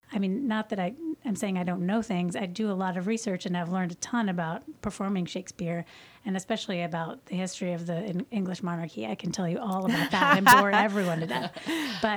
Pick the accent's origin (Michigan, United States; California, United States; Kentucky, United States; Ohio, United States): Kentucky, United States; Louisville; also born or lived in Cincinnati / New York; I'm from Louisville. I grew up here